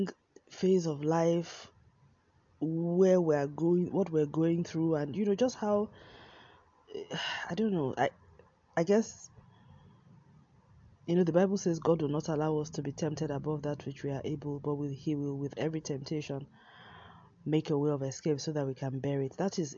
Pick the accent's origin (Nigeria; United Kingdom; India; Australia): Nigeria; moved away; was in Nigeria, in my home country